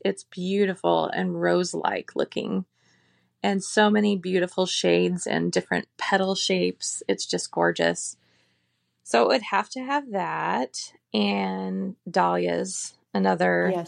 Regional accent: Phoenix, Arizona, United States; now in Cashton, United States; I grew up in the desert, I grew up in the Phoenix area

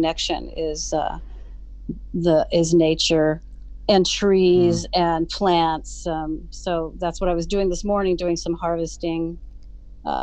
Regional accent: San Francisco, California, United States; I grew up in Golden Gate Park.

